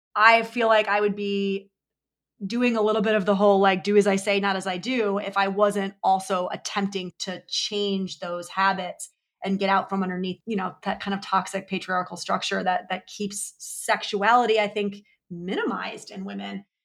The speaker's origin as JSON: {"language": "English", "region": "New York", "country": "United States", "said": "I'm also a New Yorker"}